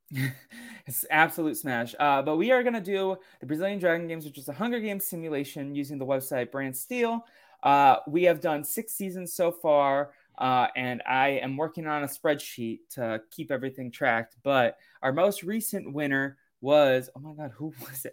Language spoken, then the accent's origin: English; East Coast, United States; now in California, United States; I grew up on the East Coast